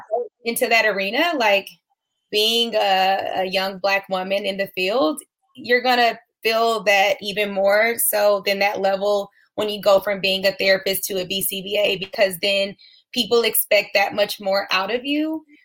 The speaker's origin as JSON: {"language": "English", "town": "Atlanta", "region": "Georgia", "country": "United States", "moved": "yes", "lives_now": "Texas, United States", "said": "I am from Atlanta, Georgia, but I currently live in Texas"}